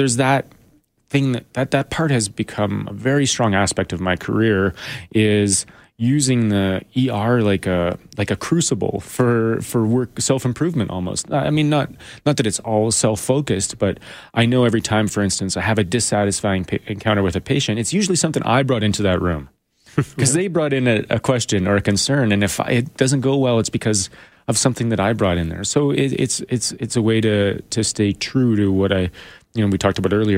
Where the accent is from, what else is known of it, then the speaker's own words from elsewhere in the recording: Edmonton, Alberta, Canada; You know, I grew up in around Edmonton, you know, in northern Alberta. My family lived in the country.